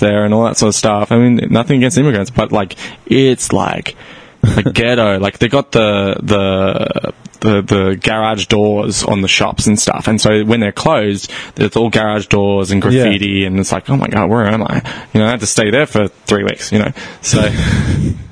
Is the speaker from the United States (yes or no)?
no; Australia; moved away; I'm Australian